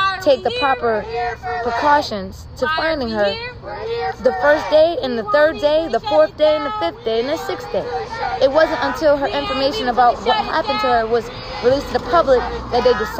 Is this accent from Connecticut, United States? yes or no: yes; Waterbury, Connecticut, United States; also born or lived in Queens, New York; I'm from Waterbury. I was born in Queens, but I was raised in Connecticut